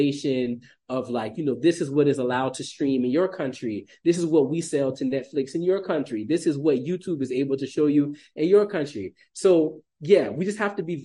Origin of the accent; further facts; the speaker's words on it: South Carolina, United States; moved away as an adult; now in Burkina Faso; I grew up in South Carolina, which, in the Lowcountry of South Carolina